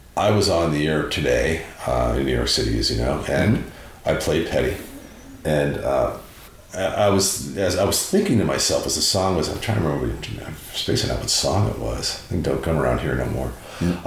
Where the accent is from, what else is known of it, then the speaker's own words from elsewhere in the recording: Prince Edward Island, Canada; moved away; also born or lived in Montreal; growing up in Prince Edward Island in Canada, you know, in the Maritimes and, you know, living in Montreal